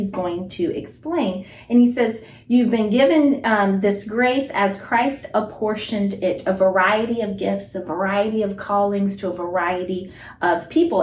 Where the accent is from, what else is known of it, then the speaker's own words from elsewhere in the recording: Italy; moved away; I was born in Italy